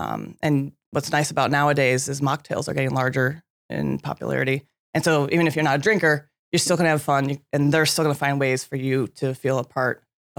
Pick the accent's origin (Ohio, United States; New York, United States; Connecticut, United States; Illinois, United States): Illinois, United States; Chicago; I grew up in Chicago, but that big lake is so large.